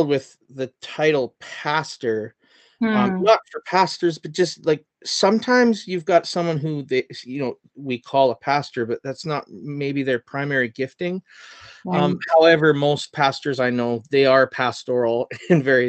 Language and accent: English; Chilliwack, British Columbia, Canada; moved away; I'm from Chilliwack originally.